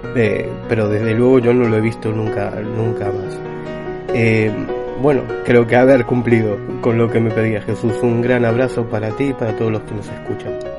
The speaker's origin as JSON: {"language": "Spanish", "region": "Buenos Aires", "country": "Argentina", "tie": "born or raised there", "also_born_or_lived": "Galicia", "moved": "yes", "said": "Yo por aquel entonces vivía en Buenos Aires, yo nací en Buenos Aires"}